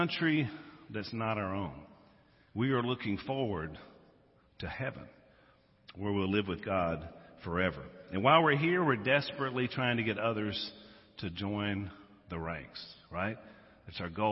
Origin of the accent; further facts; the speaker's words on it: Louisiana, United States; We're from Louisiana.